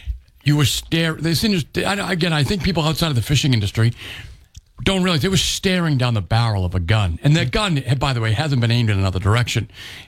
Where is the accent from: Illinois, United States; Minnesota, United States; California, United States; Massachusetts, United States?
Massachusetts, United States; Freetown; I grew up in Freetown, as I said, but not on a farm